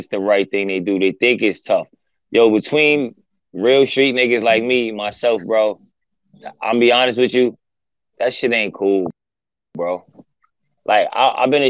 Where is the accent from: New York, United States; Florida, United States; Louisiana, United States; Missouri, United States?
New York, United States; New York City; I'm from New York